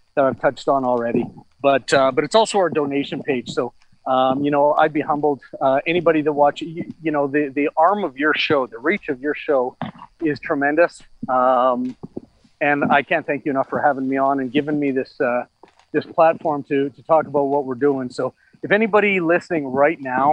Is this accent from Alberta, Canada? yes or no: yes; Calgary, Alberta, Canada; also born or lived in Lethbridge; now in Edmonton, Canada; I was born and raised in Calgary for 19 years before I spent six, seven years down in Lethbridge. I've been in Edmonton now for 21 years.